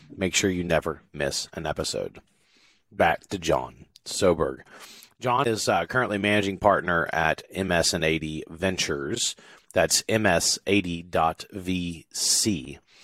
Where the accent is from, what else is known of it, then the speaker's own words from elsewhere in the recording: South Louisiana, United States; moved away; also born or lived in Texas; I grew up in South Louisiana